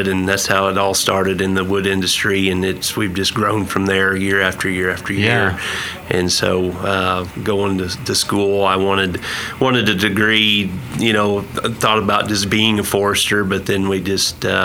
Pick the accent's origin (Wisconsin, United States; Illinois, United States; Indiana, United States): Indiana, United States; moved away as an adult; also born or lived in Alabama; now in Stillwater, United States; I'm originally from Indiana. That's where I grew up.